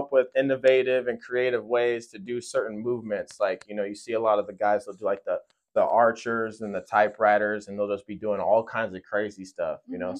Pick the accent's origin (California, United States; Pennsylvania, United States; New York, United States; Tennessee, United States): California, United States; Fresno; I'm born and raised in Fresno, California. I'm 23 years old